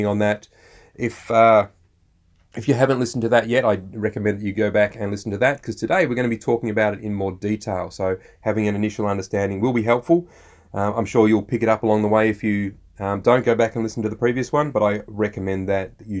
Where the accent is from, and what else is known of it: Australia